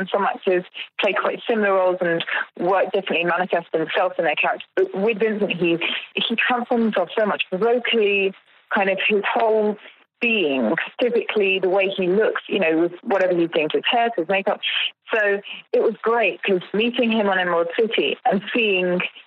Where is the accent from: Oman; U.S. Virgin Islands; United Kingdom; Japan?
United Kingdom; I'm British and I see myself as very British